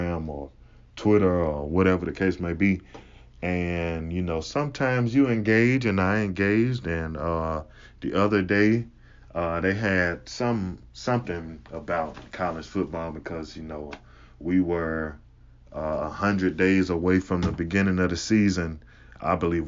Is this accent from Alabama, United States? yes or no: yes; Huntsville, Alabama, United States; also born or lived in Mississippi; I'm originally from Mississippi, but I grew up in Alabama. I grew up in the northern half of Alabama